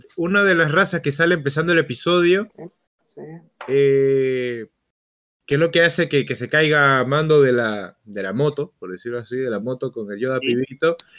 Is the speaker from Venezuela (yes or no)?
yes; Venezuela; moved away as an adult; cuando yo salí de Venezuela que atravesé Brasil